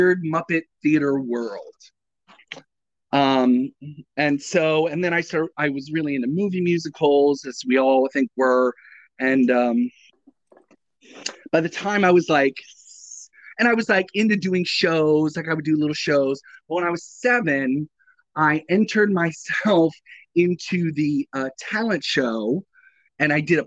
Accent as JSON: {"language": "English", "town": "Bowie", "region": "Maryland", "country": "United States", "moved": "yes", "said": "I'm from Maryland. I'm from Bowie, Maryland."}